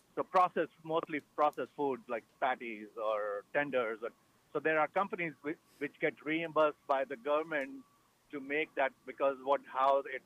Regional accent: New Delhi, Delhi, India; moved away as an adult; also born or lived in Chicago / Hyde Park, New York / Boston / New Jersey; I'm a native of India

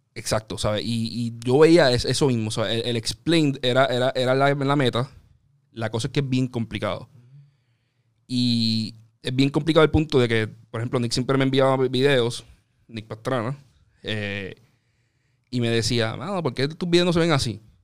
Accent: Carolina, Puerto Rico; yo soy de Carolina, estudié en la UP en Río Piedra

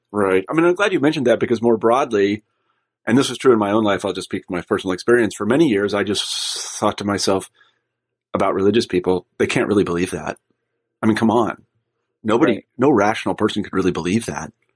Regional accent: Midwest, United States; I was like from the Midwest and I grew up in a humble background

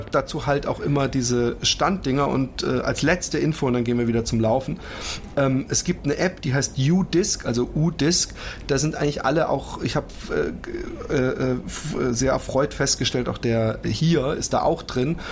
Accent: Germany; uns jetzt als Deutsche

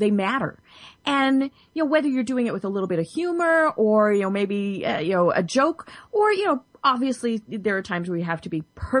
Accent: Denver, Colorado, United States; I'm from Denver

